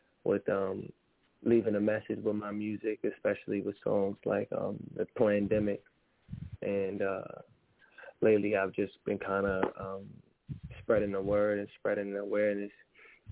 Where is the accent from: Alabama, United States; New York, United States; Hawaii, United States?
New York, United States; New York City; I'm from Harlem